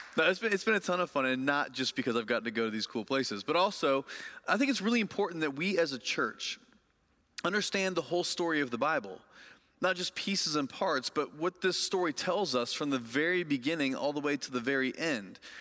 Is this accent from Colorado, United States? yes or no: no; Lafayette, Indiana, United States; moved away; my hometown of Lafayette, Indiana